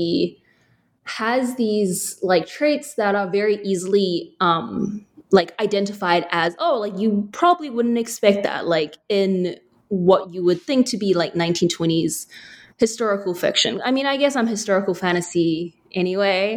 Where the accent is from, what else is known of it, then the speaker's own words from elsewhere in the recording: New Zealand; an Asian girl growing up in New Zealand